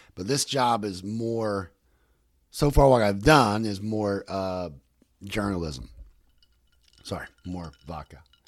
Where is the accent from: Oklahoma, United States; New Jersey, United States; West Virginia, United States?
West Virginia, United States; I'm from West Virginia